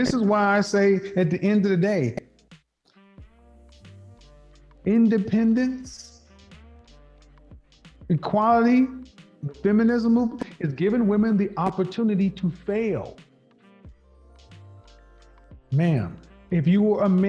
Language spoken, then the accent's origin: English; Bible Belt, the South, United States; I grew up in the Bible Belt